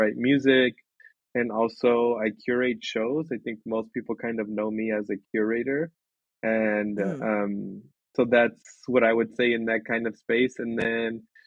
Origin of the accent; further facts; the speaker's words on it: Los Angeles, California, United States; also born or lived in Montebello / El Monte / Baldwin Park / Covina; Born and raised in Los Angeles, here, specifically in Montebello is where I was born, and then kind of quickly moved to El Monte, so San Gabriel Valley